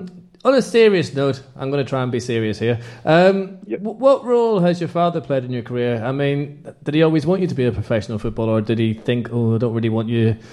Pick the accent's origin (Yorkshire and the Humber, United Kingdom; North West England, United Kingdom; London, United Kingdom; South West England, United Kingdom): London, United Kingdom; also born or lived in Ireland; You're like me, you're a North Londoner, even though I'm Irish.